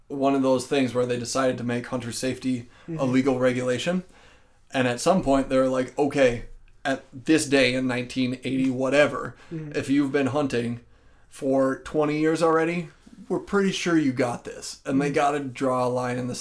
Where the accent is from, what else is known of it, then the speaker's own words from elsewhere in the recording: Minnesota, United States; I'm from Minnesota